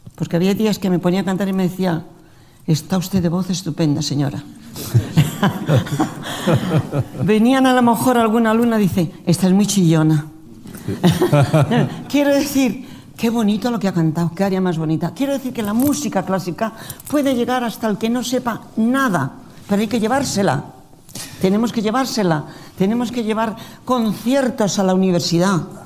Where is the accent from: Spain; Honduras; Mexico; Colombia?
Spain; Nosotros estamos en España y somos los españoles.